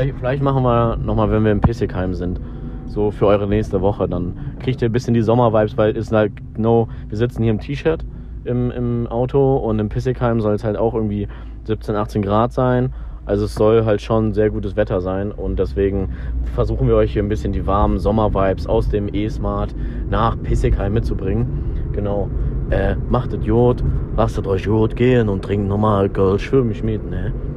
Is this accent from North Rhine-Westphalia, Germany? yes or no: yes; Aachen, North Rhine-Westphalia, Germany; bei uns in Aachen